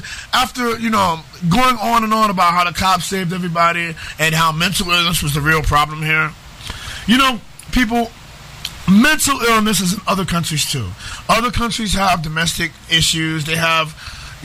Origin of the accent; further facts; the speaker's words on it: New York City, New York, United States; I grew up in New York City